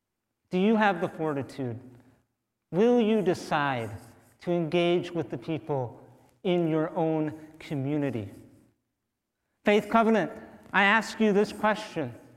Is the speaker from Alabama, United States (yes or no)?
no; St. James, Minnesota, United States; I am born and raised Minnesotan, I was born in St. James, Minnesota